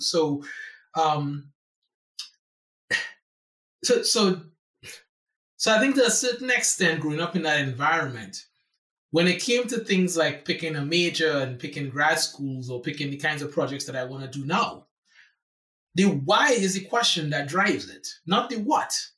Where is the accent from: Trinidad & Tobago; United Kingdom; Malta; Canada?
Trinidad & Tobago; San Fernando; moved away as an adult; now in United States; I was born in in San Fernando, Trinidad and Tobago, which is the last Caribbean island in the archipelago.